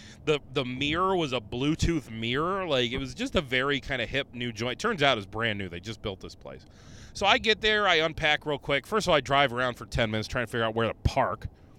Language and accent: English; Rochester, New York, United States; I go, oh, you know what? I'm from Rochester. There's always a shooting in the area.